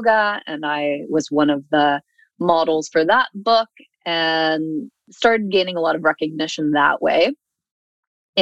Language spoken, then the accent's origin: English; Seattle, Washington, United States; moved away as an adult; also born or lived in Los Angeles / Red Deer, Alberta; now in Alberta, Canada; I am originally from the United States, grew up in Seattle, and then lived about half of my adult life in Los Angeles